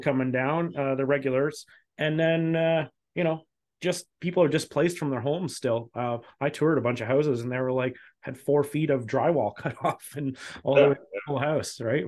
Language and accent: English; Scotland, United Kingdom; So I'm Scottish, but I'm not much better about, at least stereotypically wise.